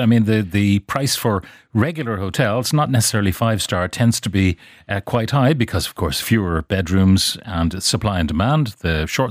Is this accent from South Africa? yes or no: no; Sligo, Connacht, Ireland; I'm from Sligo, and the restaurants and cafes are just simply too expensive.